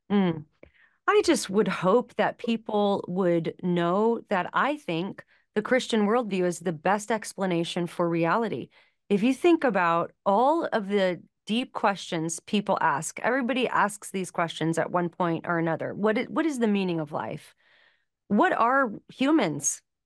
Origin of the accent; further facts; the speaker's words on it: Los Angeles, California, United States; I grew up in Los Angeles